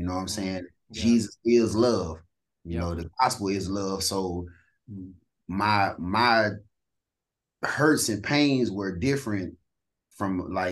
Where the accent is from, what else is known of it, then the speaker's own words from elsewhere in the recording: East St. Louis, Illinois, United States; I'm from St. Louis or East St. Louis, Illinois.